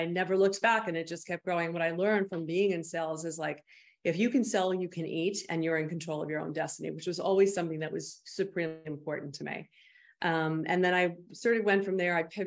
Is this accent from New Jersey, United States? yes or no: yes; Bergen County, New Jersey, United States; also born or lived in Arizona; I grew up in Bergen County, New Jersey.